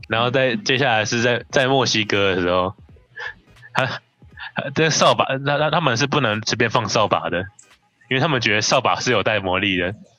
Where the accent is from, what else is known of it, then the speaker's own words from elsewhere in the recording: Taiwan; 我们台湾人